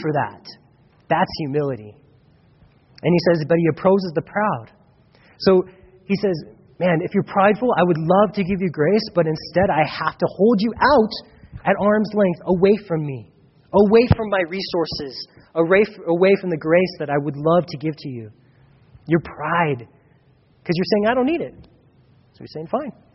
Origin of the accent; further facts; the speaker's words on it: United States; I grew up in America